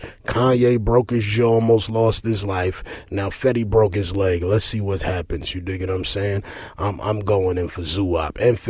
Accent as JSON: {"language": "English", "town": "La Ceiba", "region": "Atlántida", "country": "Honduras", "also_born_or_lived": "Tegucigalpa", "said": "know, I derived from Tegucigalpa, Honduras. You dig what I'm saying? That's just the capital, but I'm really from La Ceiba. Shout out to all the cacrachos in La Ceiba."}